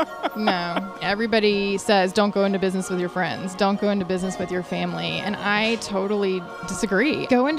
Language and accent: English; Texas, United States; we're from Texas, but we're not country.